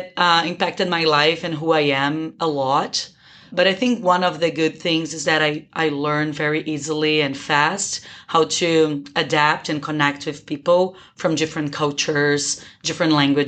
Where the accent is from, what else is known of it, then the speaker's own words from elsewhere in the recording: Brazil; also born or lived in Portugal; first of all, even though I'm from Brazil, I was actually born in Portugal and I'm an Italian citizen.